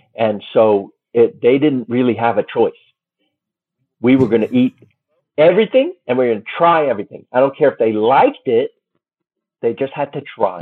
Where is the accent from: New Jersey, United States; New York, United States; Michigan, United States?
New York, United States; moved away; Me. I was born there